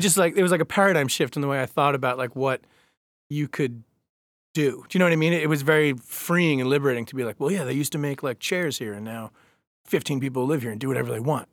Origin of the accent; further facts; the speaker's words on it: Babylon, New York, United States; now in Baltimore, United States; I grew up in Babylon, Long Island